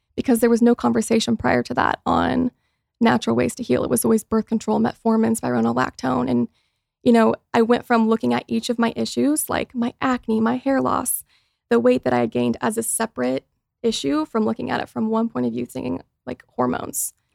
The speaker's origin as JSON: {"language": "English", "town": "Mooresville", "region": "Indiana", "country": "United States", "tie": "born or raised there", "also_born_or_lived": "Los Angeles", "moved": "as an adult", "lives_now": "Indiana, United States", "said": "growing up in Mooresville, Indiana, which is a super small town"}